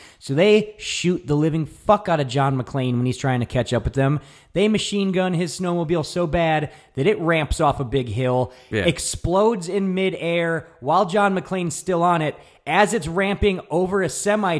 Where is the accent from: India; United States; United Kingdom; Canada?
United States; New York; I'm from New York.